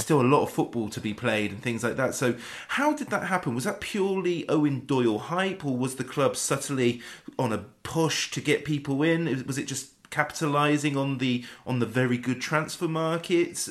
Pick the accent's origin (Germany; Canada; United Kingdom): United Kingdom; West Wiltshire, South West England; I'm I'm from West Wiltshire